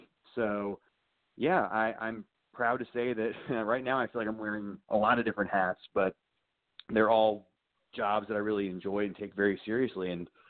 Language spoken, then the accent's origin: English; Baltimore, Maryland, United States; I grew up in Northeast Baltimore City, just outside of Hamilton.